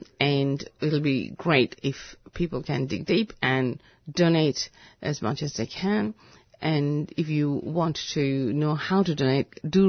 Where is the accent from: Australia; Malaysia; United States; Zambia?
Malaysia; You know, I could come from India, but I'm actually from Malaysia.